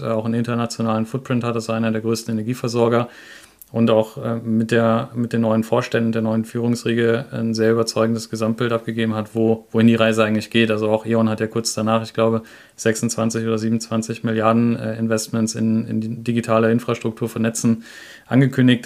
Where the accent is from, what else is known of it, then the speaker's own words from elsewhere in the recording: Grevenbroich, North Rhine-Westphalia, Germany; bin ich in Grevenbruch groß geworden